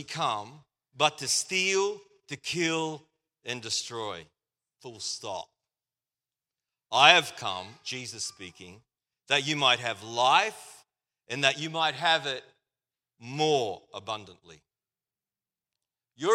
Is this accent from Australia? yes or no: yes; Australia; accent: Australian